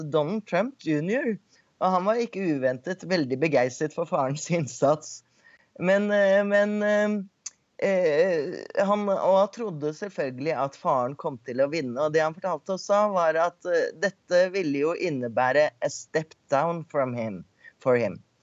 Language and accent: Norwegian; Norway; now in United States